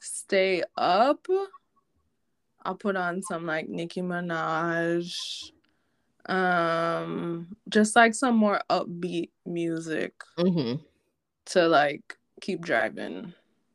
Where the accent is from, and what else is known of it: Jamaica